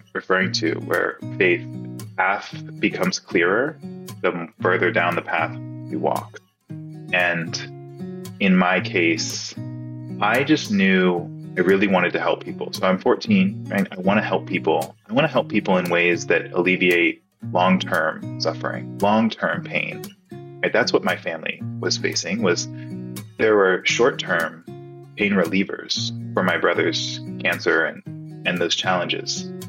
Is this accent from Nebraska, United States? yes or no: yes; Nebraska, United States; born there; So I was born in Nebraska to two incredible parents.